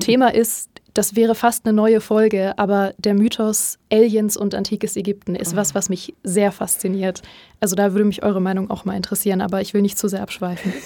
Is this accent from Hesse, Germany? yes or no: no; Berlin, Germany; damals noch in Berlin, wo ich herkomme